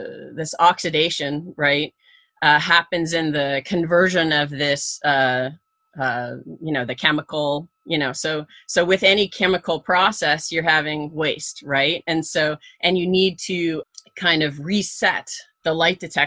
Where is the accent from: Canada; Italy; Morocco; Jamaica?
Canada; I grew up in Canada